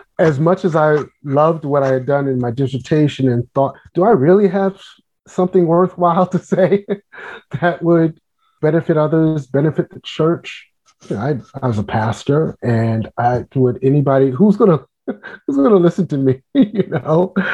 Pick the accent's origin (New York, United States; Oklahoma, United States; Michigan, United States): New York, United States; New York City; now in Washington, D.C., United States; I am a native New Yorker. I grew up in Brooklyn, New York